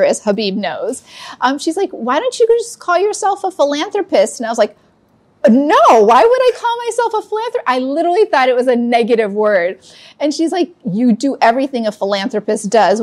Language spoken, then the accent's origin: English; Chicago, Illinois, United States; also born or lived in Hyderabad, India; I came here when I was 2 years old to Chicago. And I've been living in Chicago for 50 years.